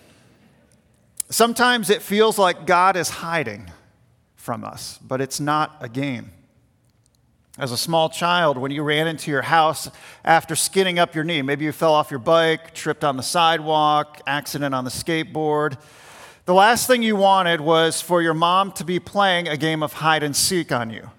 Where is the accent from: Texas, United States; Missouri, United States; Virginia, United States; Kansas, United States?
Virginia, United States; Richmond; the house that we had growing up in Richmond, Virginia